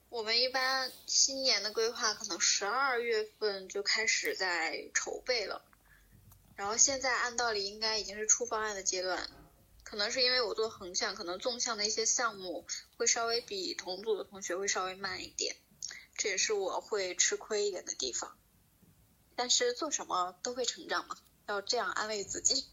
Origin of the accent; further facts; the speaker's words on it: Northeast China, China; moved away; 其实在东北，在我们老家，一般来说都是元宵节过后，大家开始就是正常地去上班